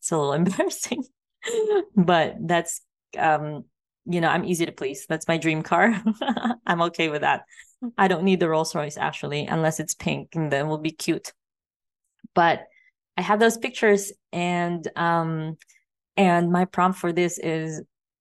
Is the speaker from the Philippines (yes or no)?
yes; Philippines; also born or lived in Thailand / Vancouver Island, Canada / Las Vegas, United States; now in Mexico; I grew up in the Philippines